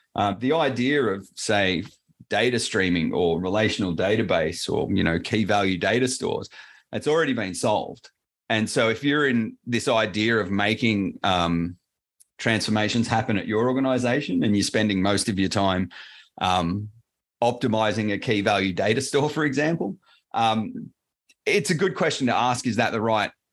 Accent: Sydney, New South Wales, Australia; accent: Australian; I'm down in uh, Sydney in Australia

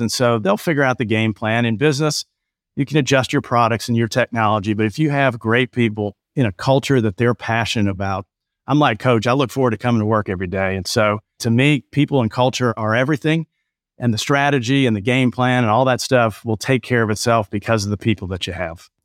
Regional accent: Buffalo, New York, United States; moved away; I grew up in Buffalo.

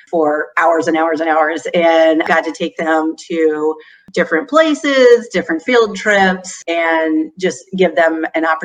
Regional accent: Newark, Ohio, United States; moved away as an adult; now in Bowling Green, United States; I came to Bowling Green to go to college. Before that, I grew up in Newark, Ohio, which is central.

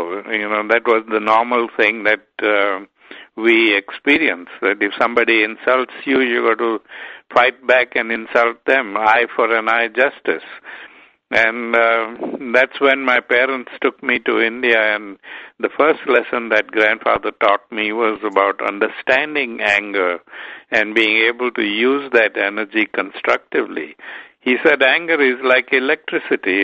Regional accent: Durban, KwaZulu-Natal, South Africa; I grew up in South Africa where there was a lot of prejudice

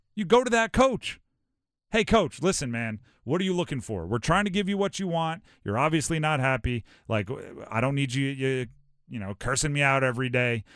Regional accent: Hawaii, United States; I grew up in Hawaii.

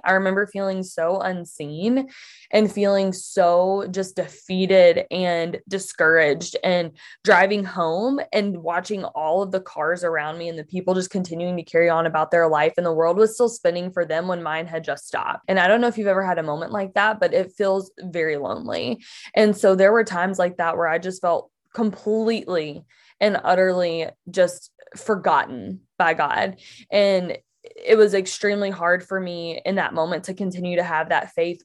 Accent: Mississippi, United States; moved away as an adult; now in Michigan, United States; I am from Mississippi originally, so I grew up there. And I moved up to Michigan, where I still live now, back in twenty fourteen.

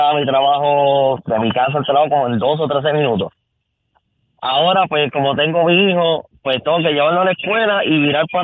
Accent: San Juan, Puerto Rico; Yo soy de San Juan.

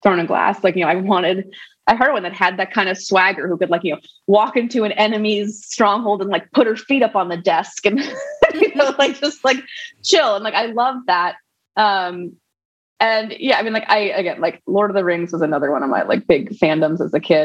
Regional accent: New York City, New York, United States; I grew up in New York City, in Manhattan, Upper West Side

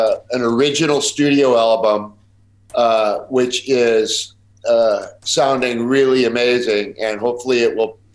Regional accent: Chicago, Illinois, United States; now in Calabasas, United States; we're Chicago guys.

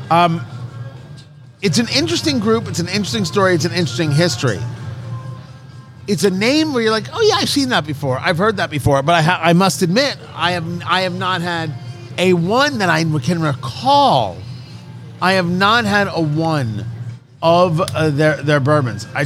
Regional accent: Michigan, United States; Oh, nothing good out of Michigan. Oh, I can't go there. It's, uh, it's my home state.

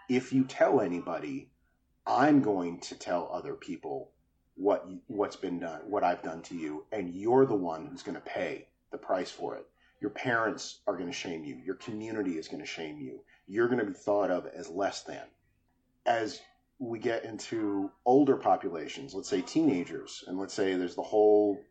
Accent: New Jersey, United States; the little neighborhood enclave that I was raised in New Jersey

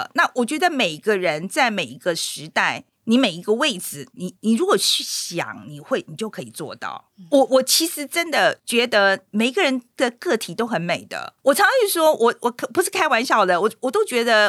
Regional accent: Taiwan; moved away; also born or lived in United States; 那我觉得我们台湾人比较避俗，是不是？对，我觉得比较含蓄吧。啊，可是我是我，我可能在美国住久了

